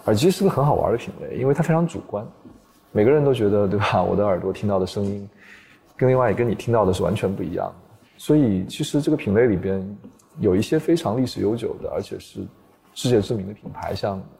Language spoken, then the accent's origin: Chinese; China; 首先我是中国人嘛，对吧？